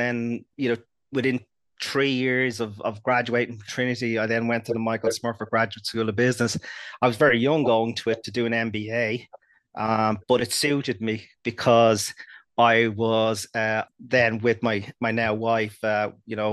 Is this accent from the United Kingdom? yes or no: no; Dublin, Leinster, Ireland; I grew up in North Dublin in Santry